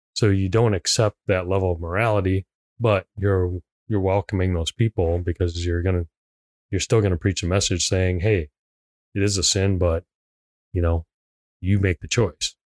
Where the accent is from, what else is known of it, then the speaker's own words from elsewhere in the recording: Hong Kong; moved away; I am a direct immigrant. I was born in Hong Kong. I came here on a visa.